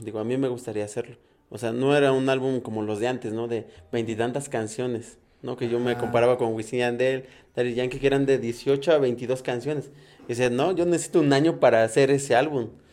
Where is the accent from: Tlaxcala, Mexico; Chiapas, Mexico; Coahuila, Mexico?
Tlaxcala, Mexico; San Francisco Tlaltenco / San Francisco; yo soy de San Francisco de Tlanocan